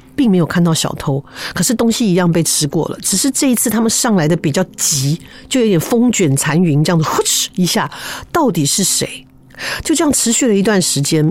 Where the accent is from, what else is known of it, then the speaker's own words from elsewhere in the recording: Taichung, Taiwan; 我小时候在台中，哈，出生的